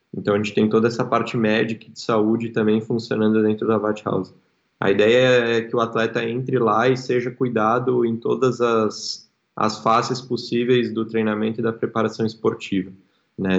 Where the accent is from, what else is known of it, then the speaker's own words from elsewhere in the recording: Porto Alegre, Rio Grande do Sul, Brazil; moved away as an adult; also born or lived in São Paulo; Eu sou eu sou gaúcho, sou daqui, minha família inteira mora aqui